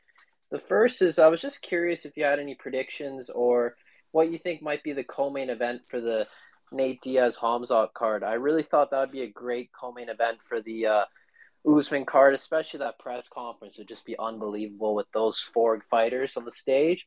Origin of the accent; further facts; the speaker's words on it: Toronto, Ontario, Canada; I'm from Toronto